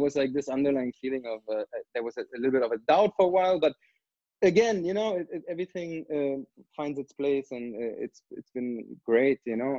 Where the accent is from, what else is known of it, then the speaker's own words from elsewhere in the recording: Brandenburg an der Havel, Brandenburg, Germany; moved away as an adult; now in Canada; I grew up in a, in a small town which is outside of Berlin called Brandenburg